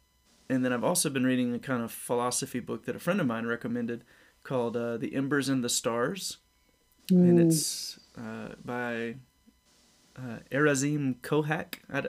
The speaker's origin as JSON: {"language": "English", "region": "Mississippi", "country": "United States", "said": "I live in Mississippi. I'm originally from Mississippi."}